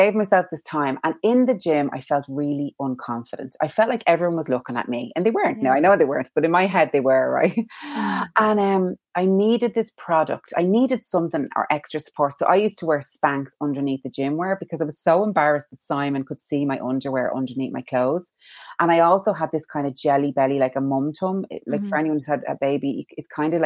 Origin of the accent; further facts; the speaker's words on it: Dublin, Leinster, Ireland; now in Kilcullen? (Wilkinstown), Ireland; I'm from Tala. I'm a Talafornian. And I live in Wilkinstown now, but very proud of my Talafornian roots.